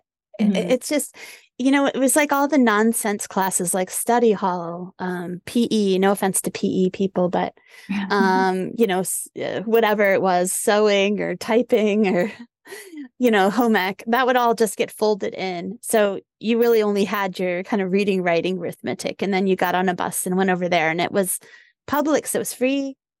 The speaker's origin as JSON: {"language": "English", "town": "New Orleans", "region": "Louisiana", "country": "United States", "tie": "born or raised there", "said": "Like I grew up in New Orleans."}